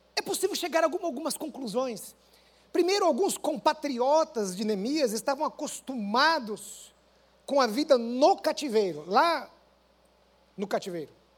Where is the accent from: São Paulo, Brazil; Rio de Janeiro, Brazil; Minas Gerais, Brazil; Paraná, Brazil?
Paraná, Brazil; Maringá; moved away as an adult; Eu lembro do dia que eu saí de Maringá